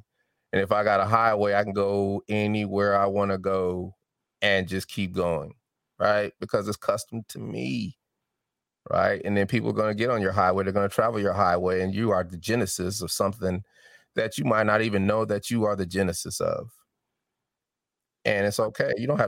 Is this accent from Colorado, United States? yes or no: yes; Denver, Colorado, United States; accent: Southern; I've had to take classes for diction and articulation because I had a little Southern draw, but I'm from Denver.